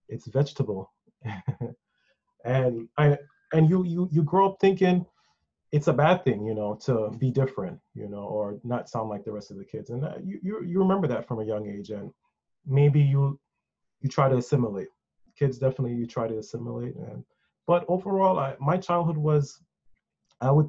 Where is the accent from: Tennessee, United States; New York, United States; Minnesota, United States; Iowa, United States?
New York, United States; New York City; also born or lived in Mandeville, Jamaica; growing up in Wakefield. It's a heavily Caribbean community. So I came here as a small child